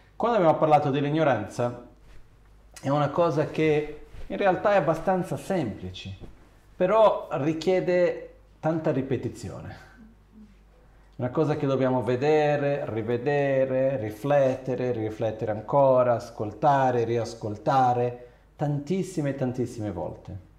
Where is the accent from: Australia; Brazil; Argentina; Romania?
Brazil; moved away; quando ero ragazzino in Brasile